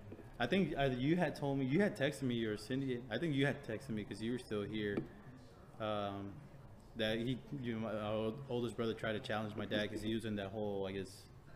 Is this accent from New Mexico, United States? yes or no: no; Houston, Texas, United States; we're from Houston.